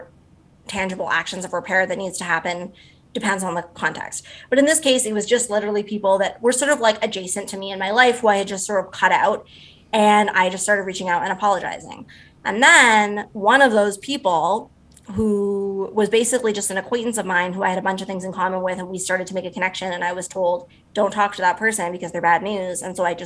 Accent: Canada; I'm also a Canadian

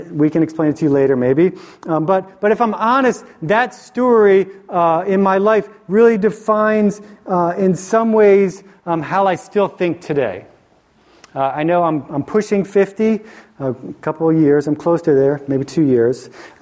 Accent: Philadelphia, Pennsylvania, United States; I grew up in Philly, and we have this different mentality in Philly oftentimes

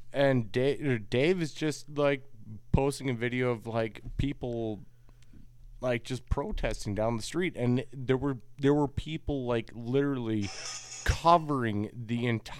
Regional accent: Wisconsin, United States; now in Gainesville, United States; from my accent, I'm from Wisconsin.

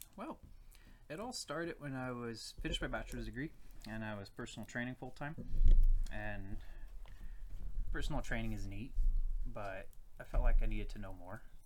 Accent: Virginia, United States; moved away as an adult; now in Saskatoon, Canada; I am from Virginia, USA. I moved here in uh, August 2015

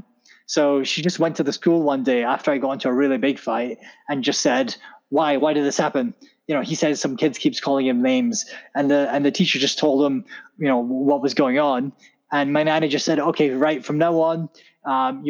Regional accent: Scotland, United Kingdom; also born or lived in Pakistan; I grew up in Scotland. I was born in Pakistan, but I moved here when I was 1, 2 or whatever.

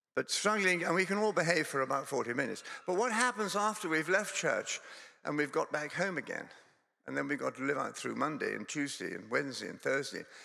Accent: Scotland, United Kingdom; also born or lived in Durham; now in England; Scotland is my home. I come from Scotland.

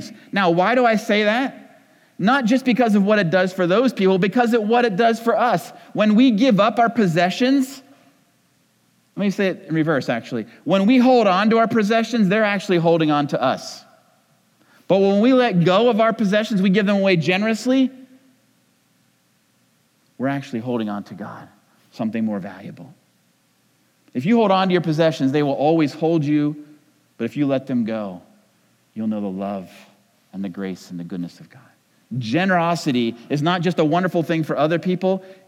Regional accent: New England, United States; I'm from New England

